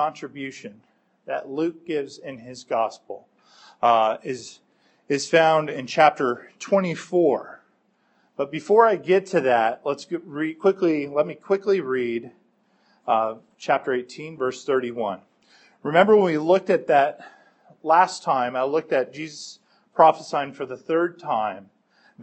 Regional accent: Rome, Lazio, Italy; when I was growing up in Rome as an unbeliever

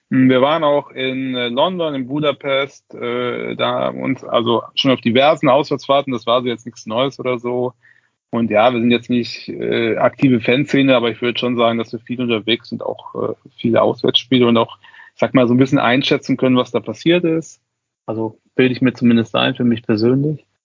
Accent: Cologne, North Rhine-Westphalia, Germany; man konnte das sehen als Kölner, hat man natürlich gemerkt, wir Kölner

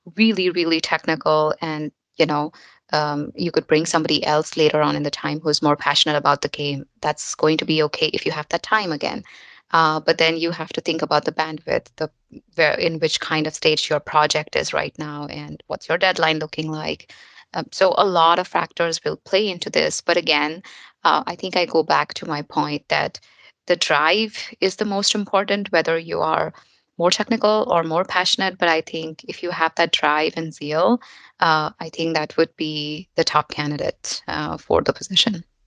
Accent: India; moved away as an adult; also born or lived in New York, United States; now in Frankfurt, Germany; I'm basically an Indian. I moved to US and uh, New York, and then um, now here in Germany

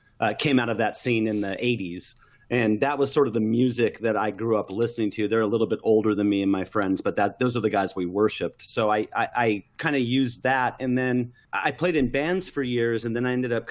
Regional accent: Southern California, United States; along the coast in Southern California where I grew up

